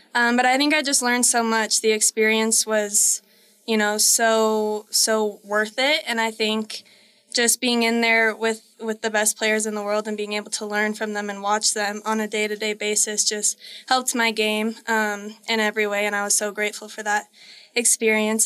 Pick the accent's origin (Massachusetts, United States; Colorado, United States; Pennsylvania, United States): Colorado, United States; we're both from Colorado